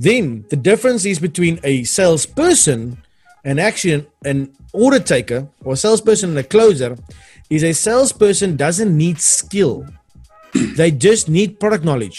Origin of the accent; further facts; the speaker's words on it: Cape Town, Western Cape, South Africa; I'm from Cape Town.